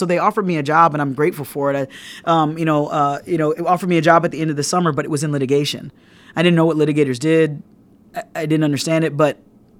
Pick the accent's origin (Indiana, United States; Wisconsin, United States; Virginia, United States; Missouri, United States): Indiana, United States; Fort Wayne; And so, I'm from Fort Wayne, Indiana. I went to undergrad at Indiana University in Bloomington.